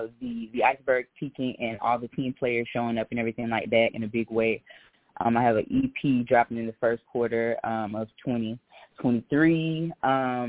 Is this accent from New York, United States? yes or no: no; Miami, Florida, United States; now in Atlanta, United States; I am calling from Atlanta, breeze away from Miami. I'm actually born in Miami, so we're going to keep on repping Florida.